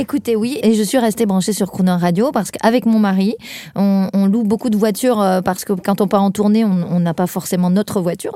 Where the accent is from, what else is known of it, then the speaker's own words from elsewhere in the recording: a small village in the Tarn, near Toulouse, Occitania, France; moved away as an adult; now in Paris, France; je viens d'un plus de Toulouse, plus loin que Toulouse, un petit village du Tarn, mais bon, on n'est pas loin de Toulouse, donc j'ai fait mes études là-bas